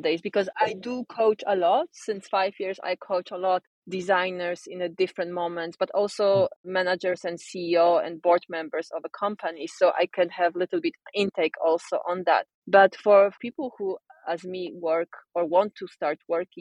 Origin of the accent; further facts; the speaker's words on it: Poland; moved away as an adult; now in Sweden; I'm originally born and raised in Poland, but I've been moving and traveling for different places.